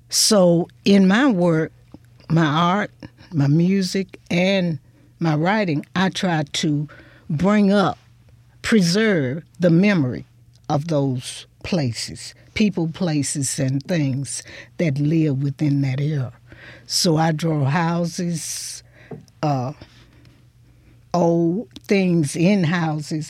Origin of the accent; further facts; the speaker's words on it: Hudsonville, Mississippi, United States; also born or lived in Holly Springs, Mississippi / Chulahoma, Mississippi / Clarksdale, Mississippi / Memphis, Tennessee; I grew up. It was just like being in a big rural town between those towns